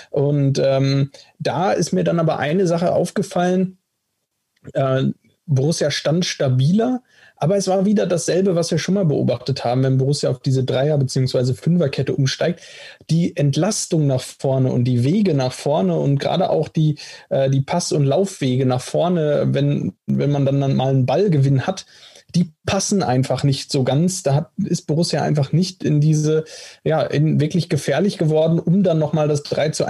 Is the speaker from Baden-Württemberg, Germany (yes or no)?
yes; Stuttgart, Baden-Württemberg, Germany; Ich glaube, als Stuttgarter würde ich sagen, ist ein klarer Elfmeter.